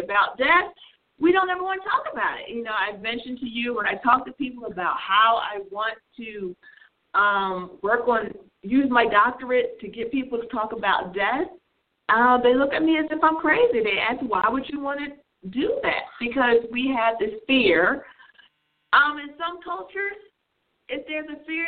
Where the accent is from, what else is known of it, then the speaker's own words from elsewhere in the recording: New Jersey, United States; I grew up in New Jersey